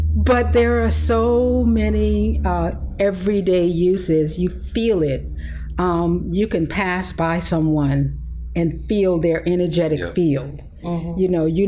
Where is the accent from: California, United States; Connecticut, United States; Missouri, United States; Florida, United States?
Florida, United States; Pensacola; I was born and raised in Pensacola, Florida. So I am a native Floridian